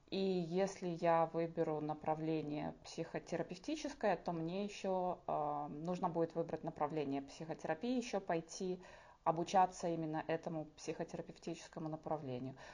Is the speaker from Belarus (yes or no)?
yes; Belarus; now in Lithuania; А, да, я эмигрантка из Беларуси. Я в Литве уже живу 6 лет.